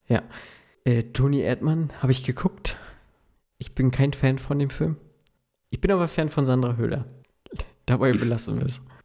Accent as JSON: {"language": "German", "region": "Mecklenburg-Vorpommern", "country": "Germany", "tie": "born or raised there", "said": "Ich bin ja der Mecklenburger Typ"}